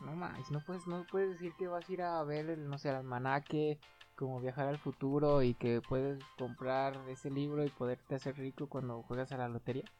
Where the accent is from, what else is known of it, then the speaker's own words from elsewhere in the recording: Aguascalientes, Mexico; soy de aquí de Aguascalientes